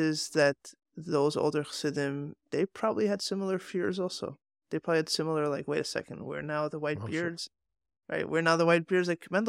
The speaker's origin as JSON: {"language": "English", "country": "Hong Kong", "tie": "born or raised there", "said": "I grew up in Hong Kong. This weather makes me feel right at home."}